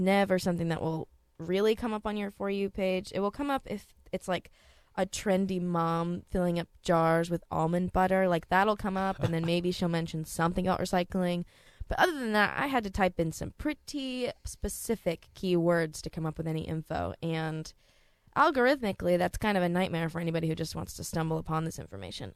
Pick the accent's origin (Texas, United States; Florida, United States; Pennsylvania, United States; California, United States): Texas, United States; I'm from Texas too